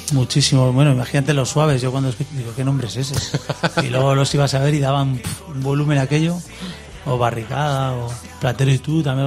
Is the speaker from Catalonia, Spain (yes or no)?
no; Reinosa, Cantabria, Spain; also born or lived in Santander; yo nací en Reynosa